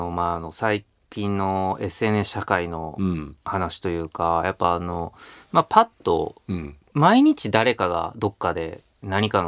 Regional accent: Osaka, Japan; 僕も大阪人なんで

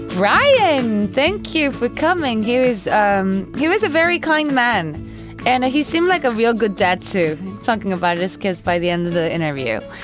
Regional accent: Osaka, Japan; also born or lived in Maryland; now in Tokyo, Japan; I grew up in Osaka

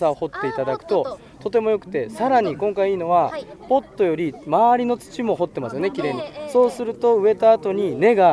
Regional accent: Iwate, Japan; now in Nagoya, Japan; 私あの岩手の出身で震災があって結構自分の実家は内陸の方だったんで

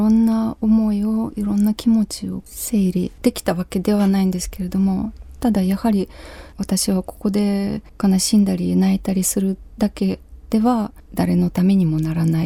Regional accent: Ukraine; Japanese is a second language; moved away as an adult; also born or lived in Kyiv, Ukraine; now in Japan; 私のふるさとウクライナ

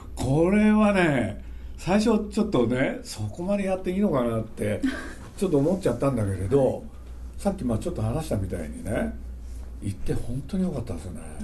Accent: Nagoya, Aichi, Japan; 僕は名古屋の人なんで

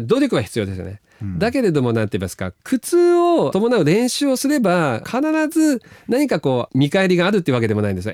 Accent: Sakata, Yamagata, Japan; moved away as an adult; also born or lived in Tokyo / United States; ど田舎の出身

